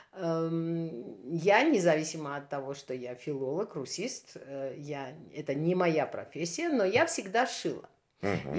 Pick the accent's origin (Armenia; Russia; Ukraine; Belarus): Armenia